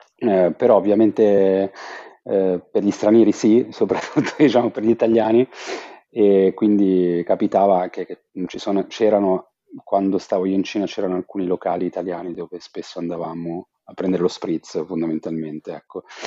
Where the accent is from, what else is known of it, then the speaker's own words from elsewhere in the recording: Genoa, Liguria, Italy; moved away as an adult; also born or lived in China; io sono genovese